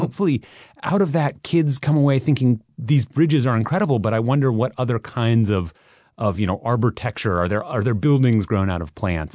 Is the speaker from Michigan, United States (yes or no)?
no; Minneapolis, Minnesota, United States; moved away; I grew up in Minneapolis, Minnesota